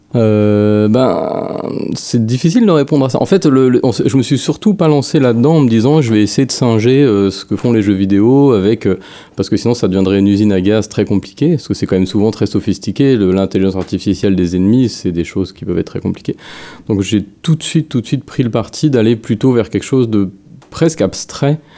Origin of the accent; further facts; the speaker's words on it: France; moved away as an adult; now in Montreal, Canada; je suis français, puis j'ai, j'ai, je suis parti là-bas, bah, pour le jeu vidéo